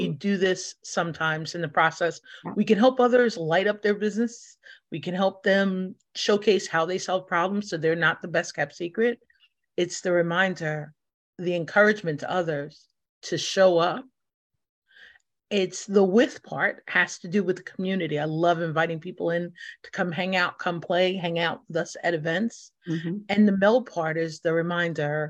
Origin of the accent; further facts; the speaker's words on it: New York City, New York, United States; being born and raised in New York, born in the Bronx